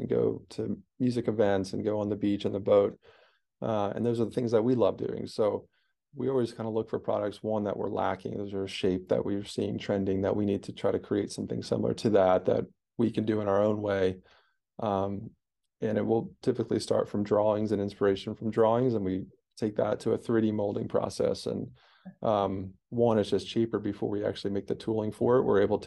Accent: East Coast, United States; where we grew up on the East Coast

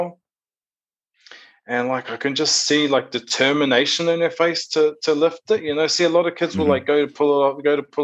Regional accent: Rotorua, Bay of Plenty, New Zealand; moved away as an adult; also born or lived in Auckland, New Zealand; now in Perth, Australia; I'm originally from a place called Awaho in a small town called Rotorua. So like the middle of the North Island of New Zealand.

